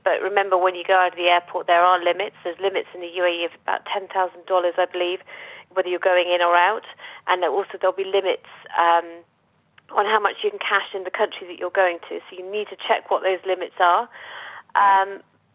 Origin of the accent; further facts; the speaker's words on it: United Kingdom; moved away as an adult; now in Dubai, United Arab Emirates; heading back to the UK, which is where I'm from